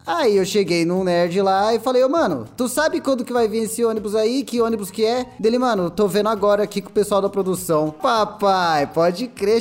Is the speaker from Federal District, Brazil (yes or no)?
no; São Paulo, Brazil; now in São Roque, Brazil; eu sinto uma nostalgia do caralho quando eu vou pra São Paulo de novo, velho. vejo, vejo aqueles bairros que é igualzinho os bairros onde eu cresci